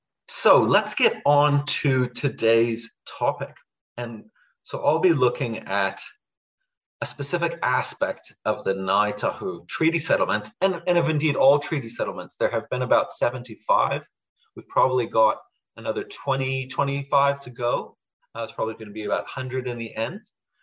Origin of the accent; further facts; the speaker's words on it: Budapest, Hungary; now in New Zealand; So I'm originally from Hungary. I was born in Budapest. And kind of connecting to the last seminar, so we left when it was still Soviet Hungary. So we were actually refugees at the time.